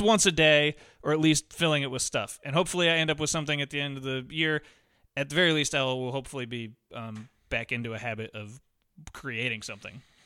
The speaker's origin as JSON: {"language": "English", "region": "Montana", "country": "United States", "tie": "born or raised there", "said": "I grew up in Montana and my grandpa hunted"}